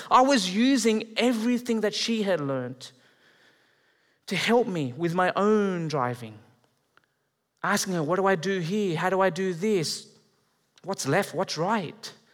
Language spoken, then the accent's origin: English; Australia; moved away as an adult; now in Canada; I'm Australian, but I'm, I'm moving here. I'm marrying a Canadian